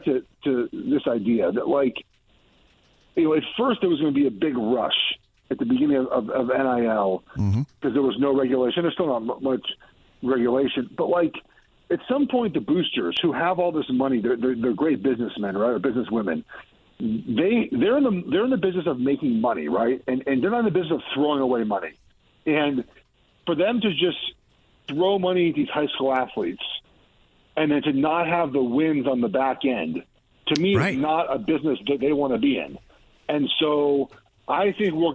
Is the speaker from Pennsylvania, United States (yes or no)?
no; Los Angeles, California, United States; moved away; also born or lived in Oregon; I grew up in Los Angeles